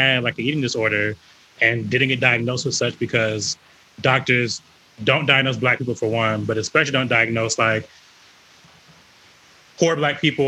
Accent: the South, United States; I'm from the South, the Black South. We throw down.

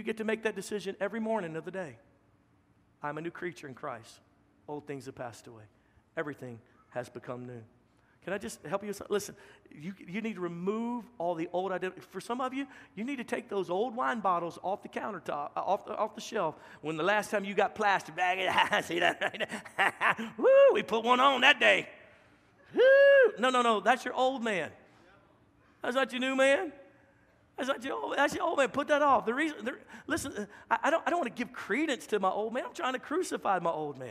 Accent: Louisiana, United States; moved away as an adult; now in Texas, United States; a Texican from Louisiana

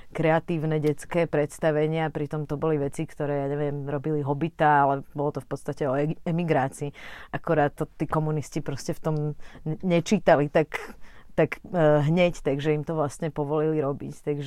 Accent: Trnava, Trnava Region, Slovakia; also born or lived in Bratislava; ja som sa narodila v Trnave, uh, vlastne rok pred revolúciou

